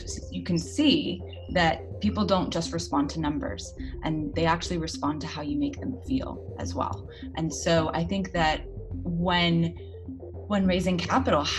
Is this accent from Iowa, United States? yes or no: no; Los Angeles, California, United States; moved away as an adult; also born or lived in East Africa / West Africa / New York; now in London, United Kingdom; I am born and raised in Los Angeles, California, but I live in London now